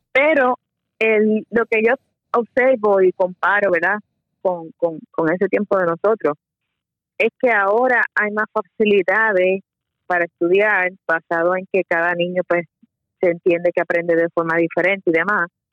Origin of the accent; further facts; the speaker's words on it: Bayamón, Puerto Rico; also born or lived in San Juan, Puerto Rico; Yo nací en San Juan, pero este mis padres se mudaron a Bayamón cuando tenía edad de, ocho 8 años, así que entre San Juan y Bayamón fue que me crié.